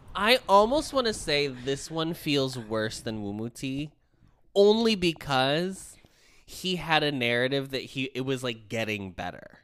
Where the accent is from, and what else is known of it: United States